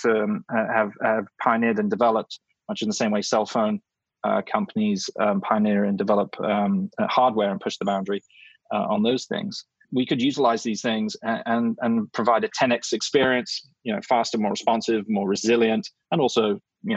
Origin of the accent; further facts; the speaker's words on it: England, United Kingdom; now in United States; I'm an English guy